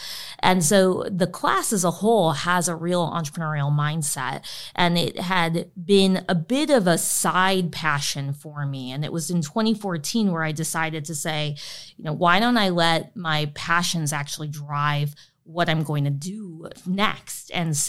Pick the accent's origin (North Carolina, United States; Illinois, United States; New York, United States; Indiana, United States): Illinois, United States; This was outside of Chicago.